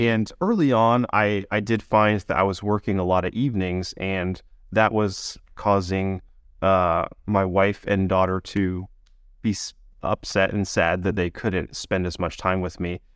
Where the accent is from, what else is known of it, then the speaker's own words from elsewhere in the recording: Maine, United States; I grew up in Maine